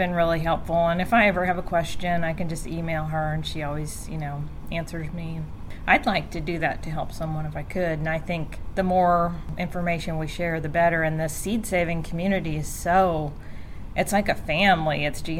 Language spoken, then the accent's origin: English; Cincinnati, Ohio, United States; moved away; also born or lived in Sevier County, Tennessee; he moved the family to Cincinnati. And so I'm from Cincinnati. I was born and raised in Cincinnati.